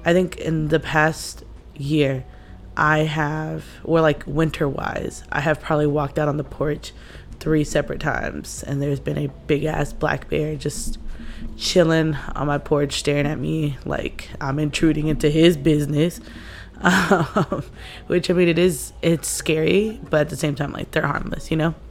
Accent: United States; I'm Mexican American

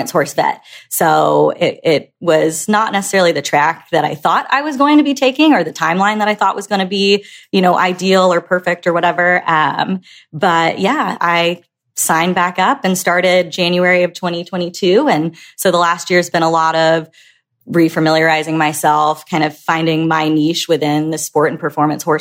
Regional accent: Alabama, United States; moved away; since I'm from Alabama, I actually ended up at Auburn for my in-state vet school

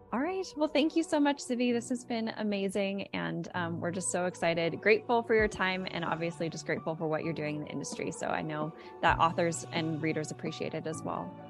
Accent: Los Angeles, California, United States; moved away; I'm originally from Los Angeles

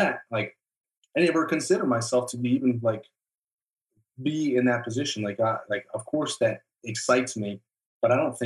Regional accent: Tucson, Arizona, United States; moved away as an adult; also born or lived in Aurora, Colorado; we ended up moving down to Tucson, Arizona, where I spent the rest of my childhood before I ended up joining the military.

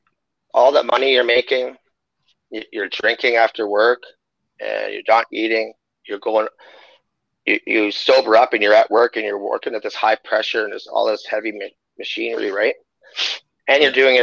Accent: Waterhen Lake, Saskatchewan, Canada; I'm First Nations Cree, Treaty 6 from Waterhen Lake, Saskatchewan

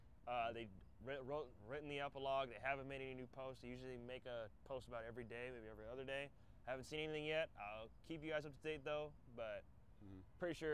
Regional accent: Midwest, United States; I'm from the Midwest.

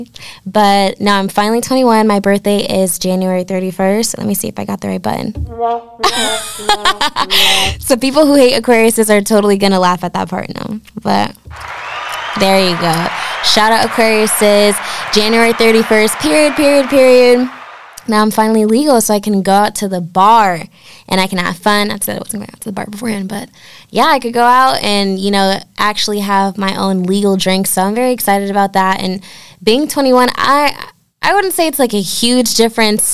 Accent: Norwalk, Connecticut, United States; I'm from Norwalk, Connecticut.

